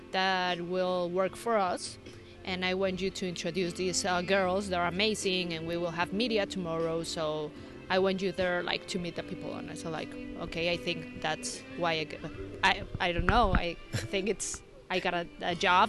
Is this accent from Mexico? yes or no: yes; Mexico City, Mexico; moved away as an adult; now in La Paz, Mexico; I'm from Mexico City